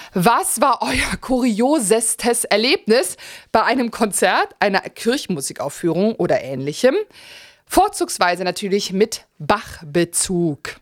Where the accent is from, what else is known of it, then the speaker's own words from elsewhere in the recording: Germany; als Deutscher